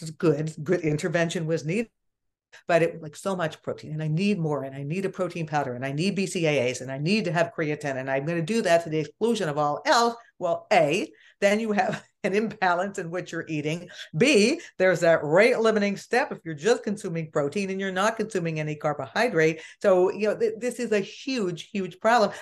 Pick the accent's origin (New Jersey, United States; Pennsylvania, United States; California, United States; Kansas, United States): Pennsylvania, United States; Pittsburgh; I am from Pittsburgh